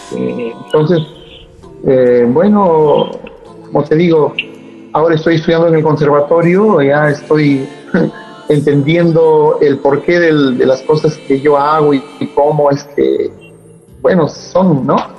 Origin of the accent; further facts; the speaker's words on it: Cajamarca, Peru; moved away as an adult; also born or lived in Europe; now in Trujillo, Peru; yo soy de Cajamarca